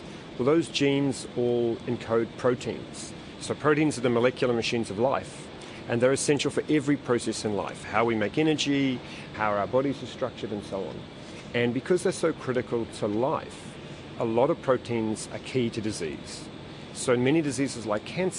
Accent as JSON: {"language": "English", "country": "New Zealand", "also_born_or_lived": "Auckland", "moved": "as an adult", "lives_now": "Melbourne, Australia", "said": "I'm a Kiwi, I love New Zealand"}